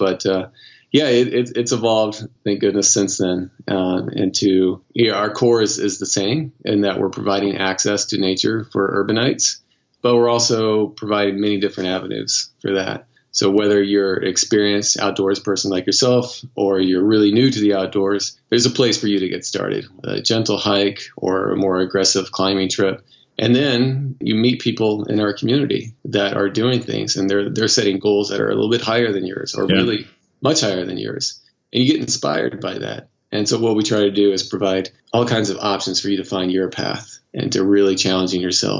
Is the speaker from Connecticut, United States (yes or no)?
no; Missouri, United States; moved away as an adult; now in New York City, United States; So I moved to New York City from Missouri 15 years ago and loved moving to the city